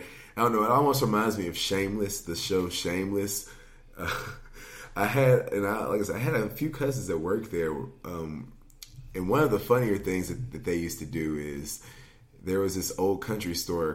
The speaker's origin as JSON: {"language": "English", "town": "Gallatin", "region": "Tennessee", "country": "United States", "tie": "born or raised there", "lives_now": "Nashville, United States", "said": "I am from Gallatin, Tennessee, originally, which is about 20 minutes north of here"}